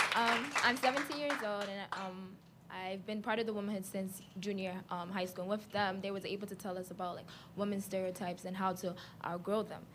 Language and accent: English; New York, United States; I was born and raised in the Bronx